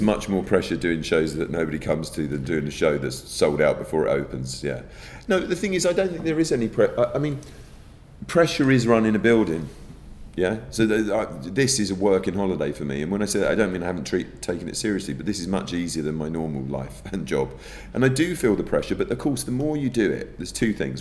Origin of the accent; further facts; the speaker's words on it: United Kingdom; I'm a, an indirect product of, as those millions of other British people of Irish descent.